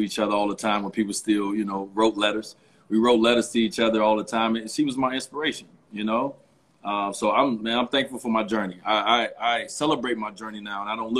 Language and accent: English; Chicago, Illinois, United States; moved away as an adult; also born or lived in Miami; I'm a kid from the inner city of Chicago.